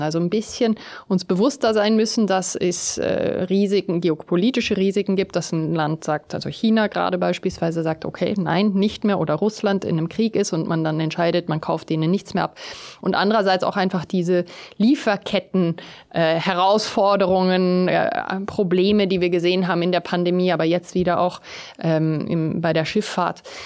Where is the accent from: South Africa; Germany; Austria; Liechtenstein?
South Africa; moved away; bin ich ja in Südafrika geboren und aufgewachsen